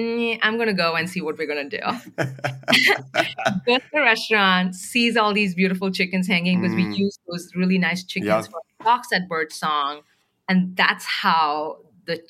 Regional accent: India; now in San Francisco, United States; I'm from India.

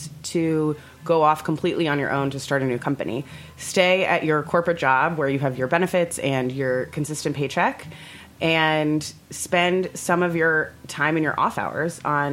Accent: Orlando, Florida, United States; moved away; also born or lived in New York / San Francisco; I grew up in Orlando, Florida

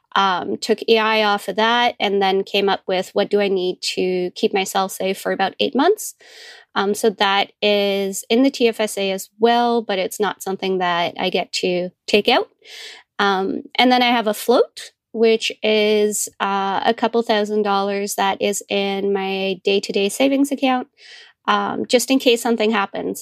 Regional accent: Netherlands; moved away as an adult; also born or lived in Calgary, Canada; now in London, Ontario, Canada; I'm originally from Holland in Europe, and I came over when I was in my early twenties.

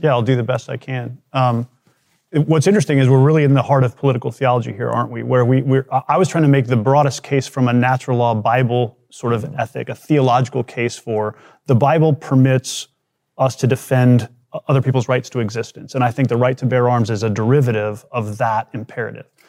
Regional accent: United States; as an American

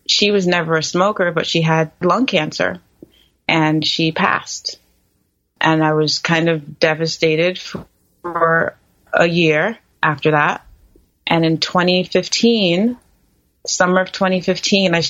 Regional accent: New York, United States; moved away as an adult; also born or lived in Los Angeles; now in California, United States; I'm from New York, and that's where my family home is

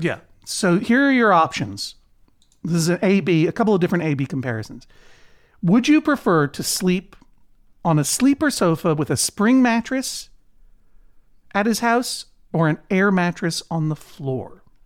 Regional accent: New England, United States; New England

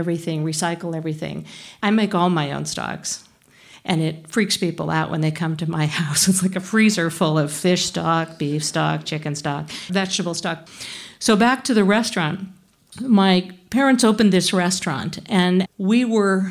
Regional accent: Northern California, United States; now in Boston, United States; I grew up in Northern California.

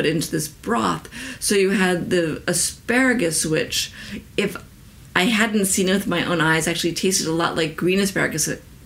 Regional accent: New York, United States; my home state of New York

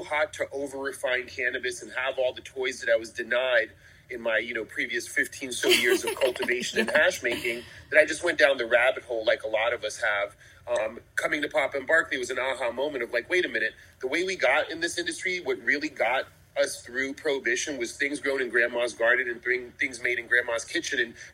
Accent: New York, United States; I'm originally from New York

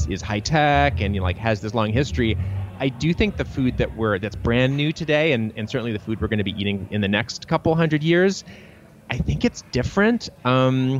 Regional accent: Troy, Michigan, United States; I grew up in Troy, Michigan, you know, one of the many sort of interchangeable suburbs around Detroit

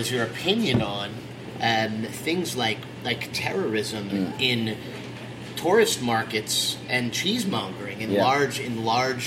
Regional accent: New York, United States; as a New Yorker

